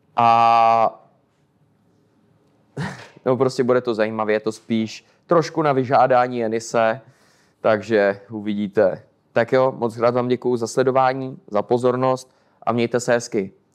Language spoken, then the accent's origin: Czech; Czechia; now in Poland; nikdy jsem třeba nebyl jako hrdý Čech